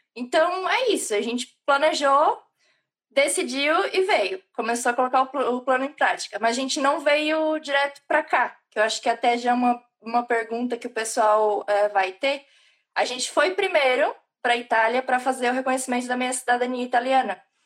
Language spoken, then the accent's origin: Portuguese; Santa Catarina, Brazil; moved away as an adult; also born or lived in Italy; now in Ireland; não sou gaúcha, mas tá lá pertinho, eu sou de Santa Catarina